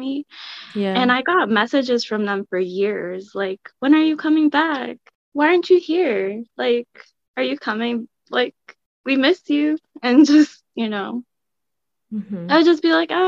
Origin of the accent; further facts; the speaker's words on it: Elizabeth, New Jersey, United States; I'm from Elizabeth